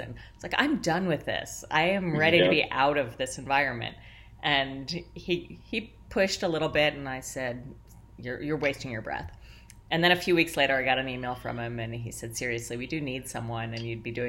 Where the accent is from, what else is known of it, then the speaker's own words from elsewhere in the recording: Columbus, Ohio, United States; moved away; I grew up in the Midwest. I'm from Columbus, Ohio